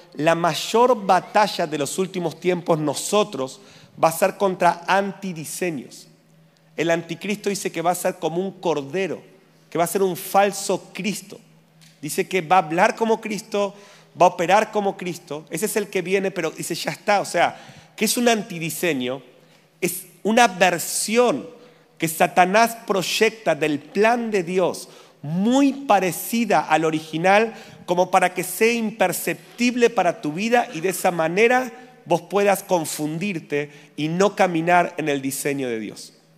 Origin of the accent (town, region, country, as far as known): Argentina